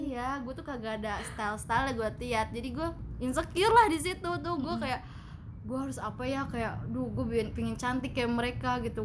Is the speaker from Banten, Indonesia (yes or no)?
yes; Tangerang, Banten, Indonesia; moved away as an adult; now in Bandung, Indonesia; gue sebagai orang Tangerang yang bobrok